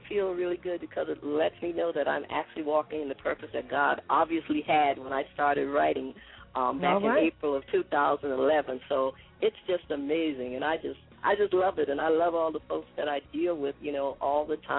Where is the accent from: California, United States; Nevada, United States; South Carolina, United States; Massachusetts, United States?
South Carolina, United States; I'm a Southern girl. I'm from South Carolina